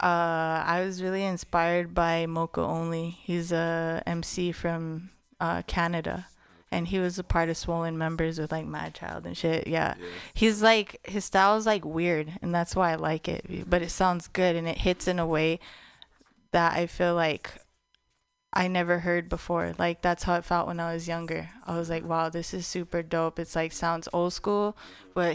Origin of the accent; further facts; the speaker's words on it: Taos, New Mexico, United States; now in San Francisco Bay Area, United States; in Taos, in my hometown